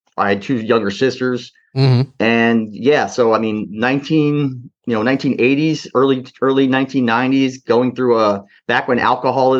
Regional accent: New Jersey, United States; I was born in New Jersey

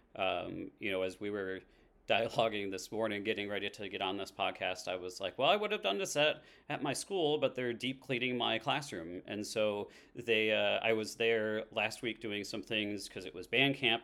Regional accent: Haslett, Michigan, United States; also born or lived in Sturgis, Michigan; now in East Lansing, United States; I grew up in Hazlitt, so this is, like, ba-, back in my roots.

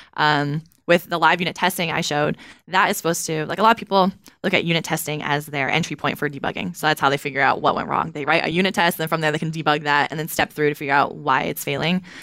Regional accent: Kentucky, United States; I'm from Kentucky

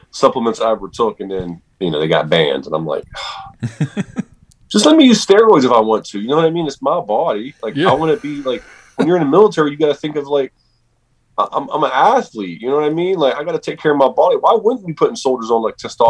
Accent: Steubenville, Ohio, United States; born and raised in Steubenville, Ohio

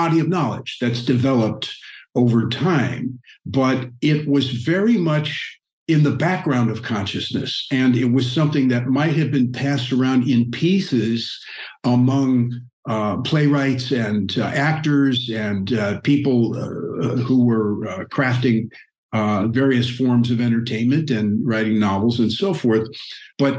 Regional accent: Missouri, United States; moved away; I grew up in the Midwest on a farm

